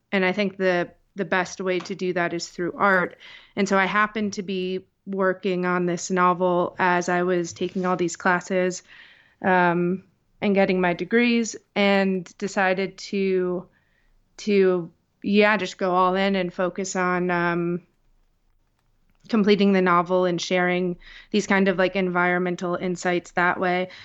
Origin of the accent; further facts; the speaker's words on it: Scranton, Pennsylvania, United States; also born or lived in New York; I grew up here in Scranton, Pennsylvania